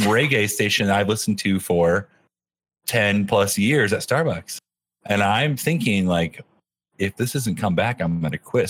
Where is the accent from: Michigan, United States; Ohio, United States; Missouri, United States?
Michigan, United States; accent: Michigan; moved away; it's my Michigan accent